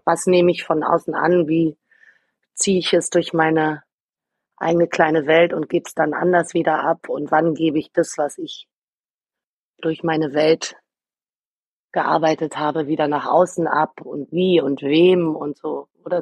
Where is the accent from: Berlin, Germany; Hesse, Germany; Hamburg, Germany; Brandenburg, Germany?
Berlin, Germany; Ich bin Berlinerin, mein Vater hat für die Amerikaner im besetzten, in Anführungsstrichen, im befreiten Berlin gearbeitet.